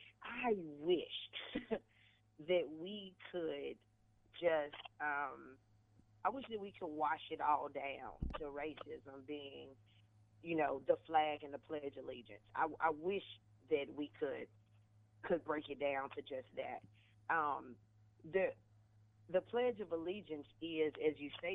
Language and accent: English; Conway, Arkansas, United States; moved away as an adult; also born or lived in Georgia; I grew up in Conway, Arkansas